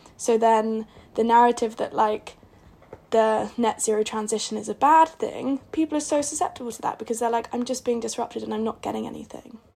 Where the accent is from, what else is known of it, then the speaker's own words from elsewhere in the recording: Portsmouth, South East England, United Kingdom; I'm from Portsmouth and there's two main roads on and off the island